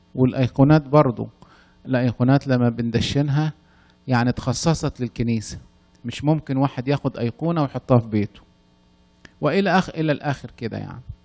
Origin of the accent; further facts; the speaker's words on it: Upper Egypt, Egypt; أنا من الصعيد أصلاً